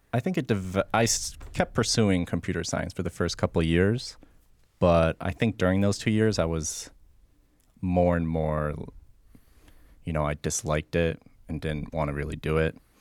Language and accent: English; Rochester, New York, United States; also born or lived in Rhode Island / North Carolina; now in Florida, United States; I grew up in Rochester, New York. Uh, I spent some time in Rhode Island and in North Carolina, and now I'm down here.